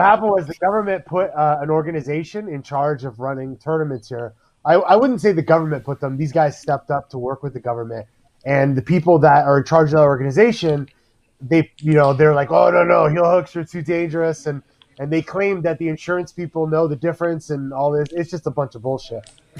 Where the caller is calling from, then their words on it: Ontario, Canada; I'm actually calling from Ontario, Canada.